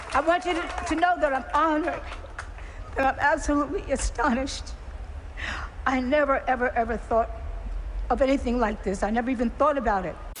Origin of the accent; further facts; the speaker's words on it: New York City, New York, United States; I'm from New York City